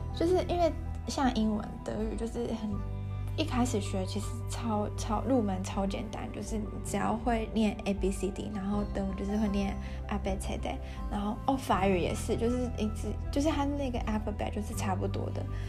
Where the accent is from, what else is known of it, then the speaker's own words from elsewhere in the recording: Taiwan; 我们其实台湾人